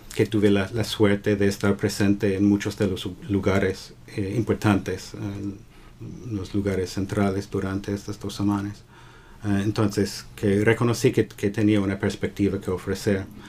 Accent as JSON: {"language": "Spanish", "town": "Southington", "region": "Connecticut", "country": "United States", "tie": "born or raised there", "also_born_or_lived": "Boston / Vermont / Puerto Rico", "moved": "as an adult", "said": "Yo nací en um, Southington, Connecticut. Y me criaba en, en el entorno eh, suburban de, de eh, el centro de Connecticut"}